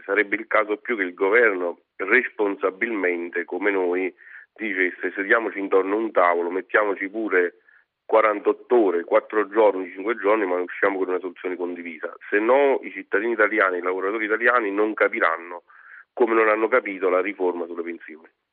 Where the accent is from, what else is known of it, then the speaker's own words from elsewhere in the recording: Prata di Principato Ultra, Campania, Italy; io che sono di Avellino, preciso di un paesino che si chiama Prato di Principato Ultra